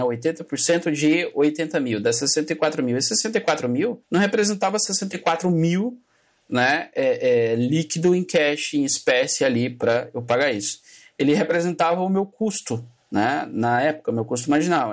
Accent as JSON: {"language": "Portuguese", "region": "interior of Pernambuco", "country": "Brazil", "tie": "born or raised there", "moved": "as an adult", "lives_now": "São Paulo, Brazil", "said": "Meu pai é comerciante, nós somos do interior de Pernambuco, uma cidade entre Pernambuco e Alagoas. E meu pai tinha comércio lá"}